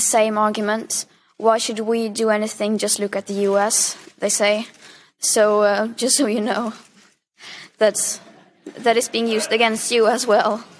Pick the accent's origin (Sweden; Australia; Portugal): Sweden; I am from Sweden. It's a small country.